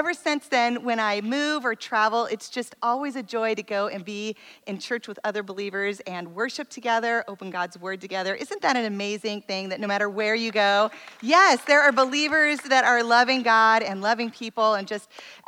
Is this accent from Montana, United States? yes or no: yes; Missoula, Montana, United States; moved away as an adult; also born or lived in Tacoma, Washington; now in West Palm Beach, United States; I am actually a Northwest girl. I happen to live in Florida, but I am a Northwest girl. I grew up in Missoula, Montana. And went to college in Tacoma